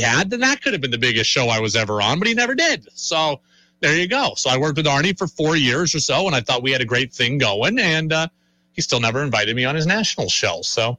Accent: Albany, New York, United States; moved away; my hometown in Albany

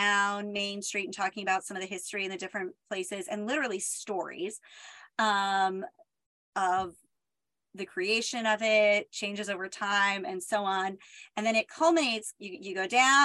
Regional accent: East Coast, United States; growing up on the East Coast

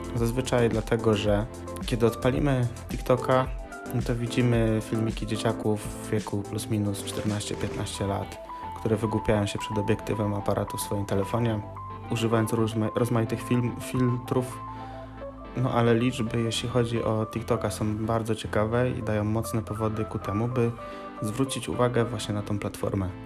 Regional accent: Gorzów Wielkopolski, Lubusz Voivodeship, Poland; jestem z Gorzowa Wielkopolskiego.

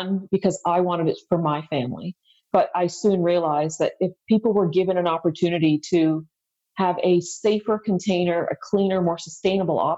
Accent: Ottawa, Ontario, Canada; also born or lived in India; I grew up in Ottawa

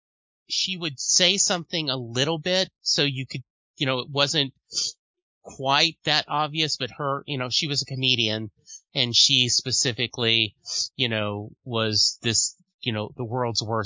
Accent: Louisiana, United States; I grew up in Louisiana

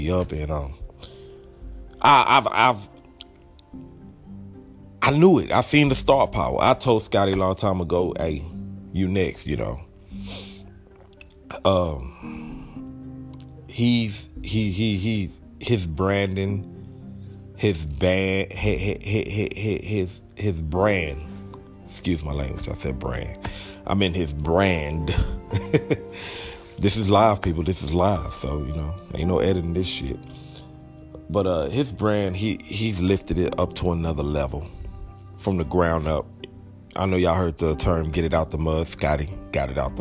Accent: Texas, United States; I'm from Texas

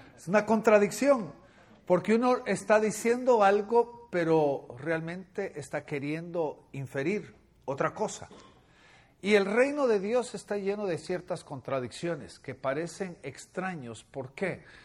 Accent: Guatemala; moved away; En Guatemala, mi país natal

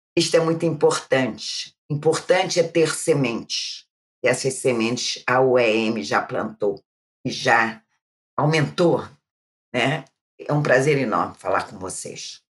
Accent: Rio de Janeiro, Brazil; eu sou aqui do Rio de Janeiro, né? Eu já sou uma pessoa idosa, como vocês sabem. Eu comecei minha vida muito cedo, minha vida de trabalho. Eu nasci na Penha

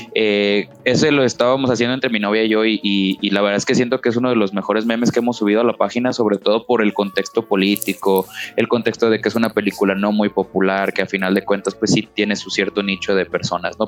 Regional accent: Guadalajara, Jalisco, Mexico; alguien de provincia como nosotros, pues que yo soy de Guadalajara

